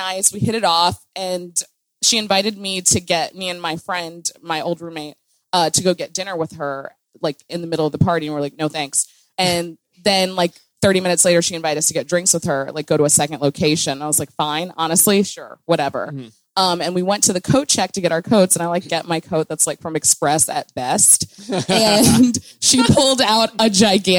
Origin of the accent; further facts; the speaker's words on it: Midwest, United States; I'm from the Midwest